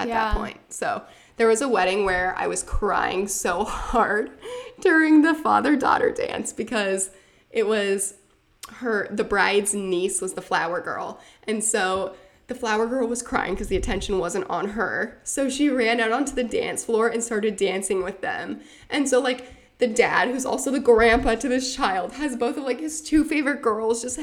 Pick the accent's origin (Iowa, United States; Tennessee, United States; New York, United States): Iowa, United States; Northwest; now in Des Moines, United States; I'm from Northwest Iowa